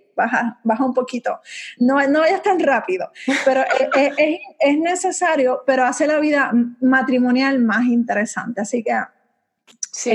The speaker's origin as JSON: {"language": "Spanish", "country": "Puerto Rico", "said": "yo no me veo fuera de mi isla bella. O sea, yo amo mi isla."}